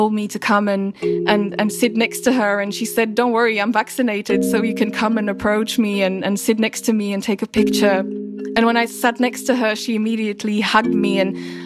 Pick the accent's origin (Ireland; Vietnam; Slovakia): Slovakia; my home country, Slovakia